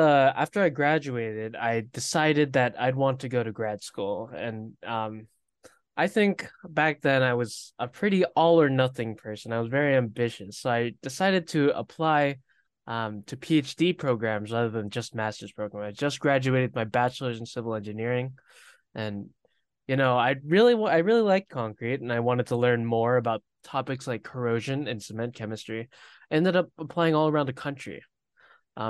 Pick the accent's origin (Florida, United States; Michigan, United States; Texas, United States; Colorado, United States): Florida, United States; moved away as an adult; also born or lived in Pennsylvania; I was born and raised in Florida